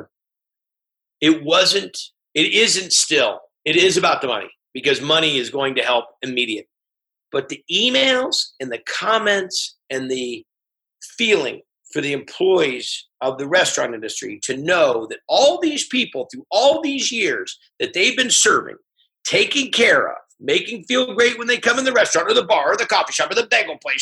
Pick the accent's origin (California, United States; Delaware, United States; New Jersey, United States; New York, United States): California, United States; it's my home state.